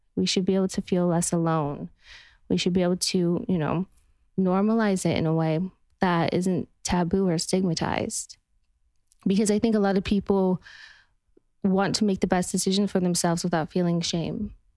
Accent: Utah, United States; now in Los Angeles, United States; I'm from Utah where it's just you would look up on the mountainside and it would just be colors of red and orange and yellow

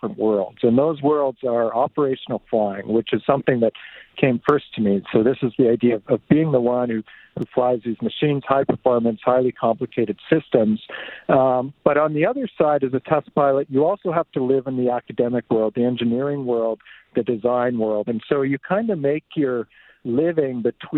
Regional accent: Two Hills, Alberta, Canada; also born or lived in Fort Saskatchewan, Alberta; I was born in Fort Saskatchewan, but I grew up mostly on a farm east of there, so by Two Hills. I went to school in Two Hills

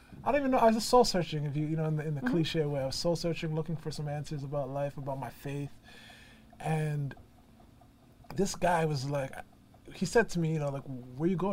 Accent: Brampton, Ontario, Canada; also born or lived in Toronto; born originally Brampton, Ontario, which is about 30 minutes outside of Toronto, which is called the Greater Toronto Area. And that's my home

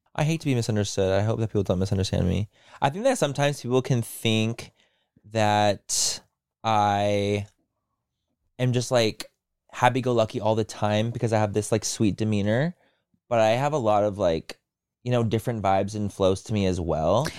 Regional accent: San Diego, California, United States; I grew up in San Diego.

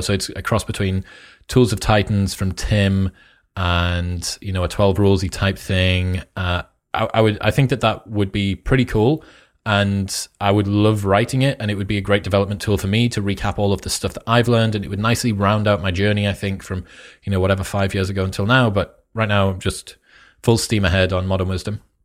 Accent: United Kingdom; also born or lived in Newcastle; I am British

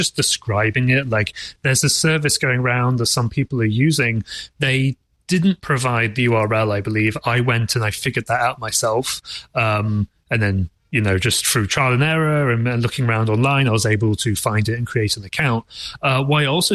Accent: England, United Kingdom; being English myself

